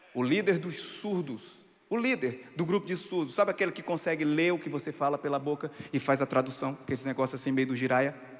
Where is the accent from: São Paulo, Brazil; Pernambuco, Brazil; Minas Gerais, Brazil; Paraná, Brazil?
Pernambuco, Brazil; sertão of; onde eu nasci no sertão de Pernambuco